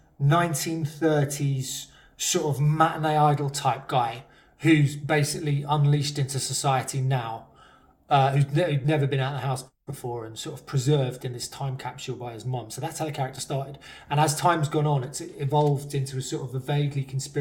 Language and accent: English; Surrey, South East England, United Kingdom; I was like, Surrey